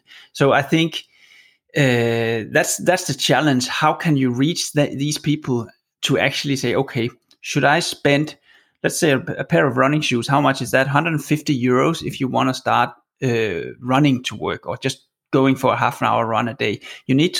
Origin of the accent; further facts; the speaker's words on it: Copenhagen, Capital Region of Denmark, Denmark; moved away as an adult; now in Oslo, Norway; I'm Danish, and when I moved from Copenhagen to Oslo seven, eight years ago